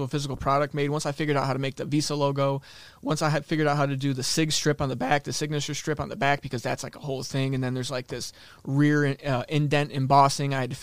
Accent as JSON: {"language": "English", "region": "Michigan", "country": "United States", "tie": "born or raised there", "also_born_or_lived": "Miami, Florida", "moved": "yes", "said": "I was born in Michigan"}